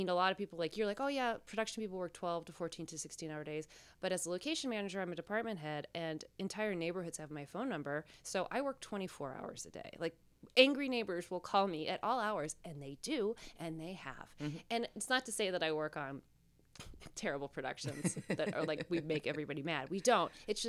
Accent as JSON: {"language": "English", "town": "Reno", "region": "Nevada", "country": "United States", "tie": "born or raised there", "also_born_or_lived": "Northern California / Las Vegas", "said": "I was born in Northern California, and I was raised in Nevada, in Las Vegas, in Reno."}